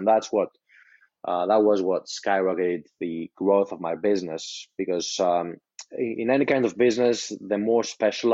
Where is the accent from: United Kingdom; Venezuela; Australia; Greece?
Greece; English is a second language; I'm from Greece, so I wasn't taught English as my native language